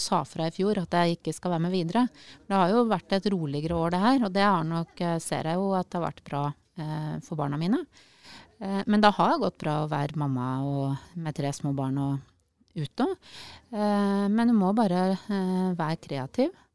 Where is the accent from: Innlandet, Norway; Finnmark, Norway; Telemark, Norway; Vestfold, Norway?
Innlandet, Norway; Øyer; moved away as an adult; also born or lived in Tromsø / Oslo; now in Sørumsand, Norway; Jeg er jo fra Øyer